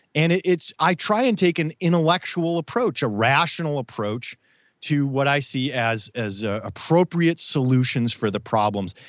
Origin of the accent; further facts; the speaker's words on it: Midwest, United States; I grew up in the Midwest